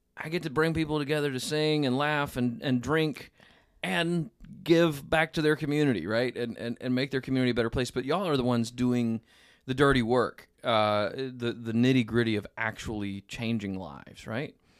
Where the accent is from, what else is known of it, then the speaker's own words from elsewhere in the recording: Memphis, Tennessee, United States; moved away; I'm from the South, grew up in, in, uh, in the Memphis area